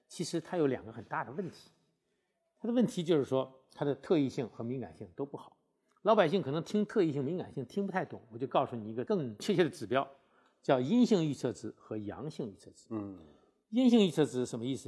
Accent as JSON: {"language": "Chinese", "country": "China", "said": "对我们中国人来讲的话"}